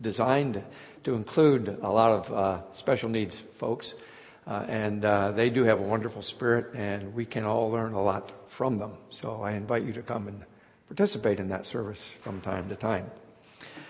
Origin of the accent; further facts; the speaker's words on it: Hughesville, Pennsylvania, United States; I grew up in Lycoming County, east of Williamsport, just outside the little town of Hughesville